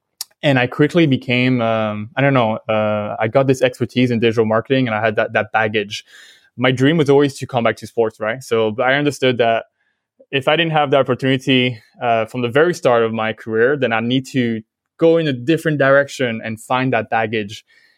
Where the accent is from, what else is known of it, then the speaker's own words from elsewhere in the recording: Vietnam; accent: French; also born or lived in France; So I'm French originally. But I grew up in Vietnam with my family. Well, probably I lost the French accent quite quickly moving there.